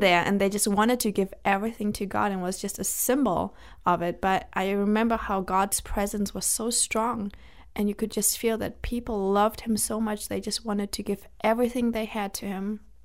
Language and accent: English; Germany; now in United States; I was born and I was and I grew up in Germany.